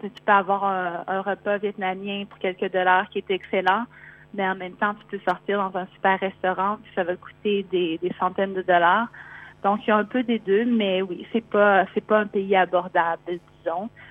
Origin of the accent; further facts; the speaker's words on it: Quebec, Canada; moved away as an adult; also born or lived in Montreal; now in Melbourne, Australia; je suis canadienne, donc québécoise euh, d'origine, installée à, Melbourne